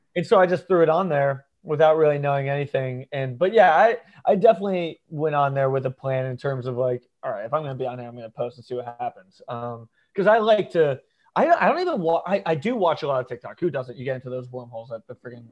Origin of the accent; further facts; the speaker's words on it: Ponte Vedra Beach, Florida, United States; also born or lived in Norwalk, Connecticut / St. Louis / New York; I was born in Connecticut, uh, Norwalk, Connecticut, and but I don't really say I'm from there because I moved when I was three. So I okay. moved to Ponte Vedra Beach, Florida, which is a Northeast Florida, um, like small golf beach town. So I grew up here